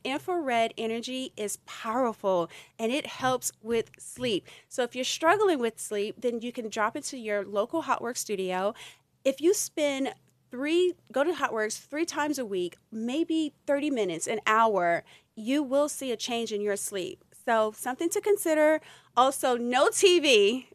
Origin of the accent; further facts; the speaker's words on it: Louisiana, United States; I'm from Louisiana